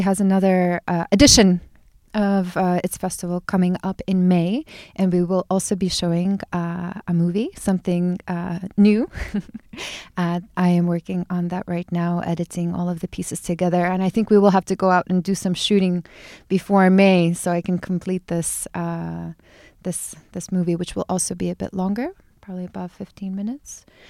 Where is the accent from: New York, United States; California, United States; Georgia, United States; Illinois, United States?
Illinois, United States; Chicago; moved away as an adult; also born or lived in eastern Siberia, Russia; now in Ibiza, Spain; I grew up in the States. I grew up in Chicago.